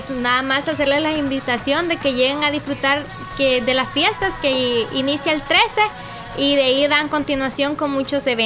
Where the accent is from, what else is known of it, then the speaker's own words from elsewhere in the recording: Lislique, La Unión, El Salvador; conocer más a mi pueblo del Islique